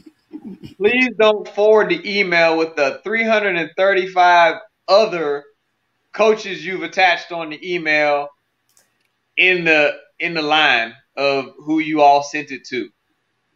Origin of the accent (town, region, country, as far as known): Powder Springs, Georgia, United States